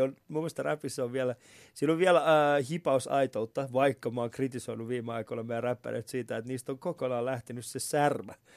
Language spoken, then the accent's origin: Finnish; Vantaa, Uusimaa, Finland; mun sisällä elää se, tiedätkö, vantaalainen ää, äh, räkis